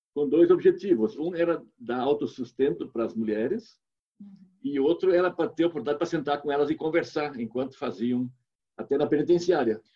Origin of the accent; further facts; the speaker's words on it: Rio Grande do Sul, Brazil; moved away as an adult; also born or lived in Angola / South Africa; eu sou do Rio Grande do Sul, ela é do Paraná, somos aqui do sul do Brasil